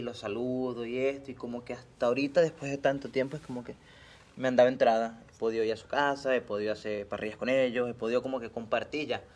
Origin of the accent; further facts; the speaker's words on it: Venezuela; now in Mérida, Mexico; me preguntan, oye, pero tú de dónde eres, de Venezuela